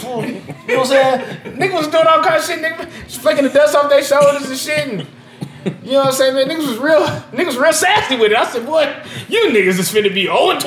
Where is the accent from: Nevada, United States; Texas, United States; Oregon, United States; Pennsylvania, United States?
Nevada, United States; Las Vegas; I am born and raised in Las Vegas, Nevada. I've never lived anywhere else.